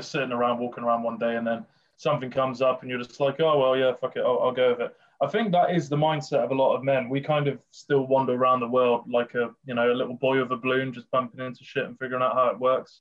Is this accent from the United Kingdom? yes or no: yes; Bath, South West England, United Kingdom; moved away; That's where I'm from originally, Bath.